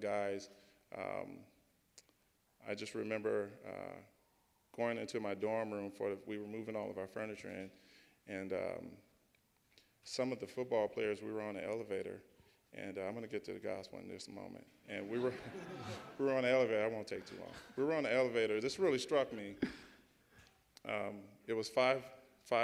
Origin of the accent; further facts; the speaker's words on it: St. Louis, Missouri, United States; I grew up in St. Louis in the suburbs.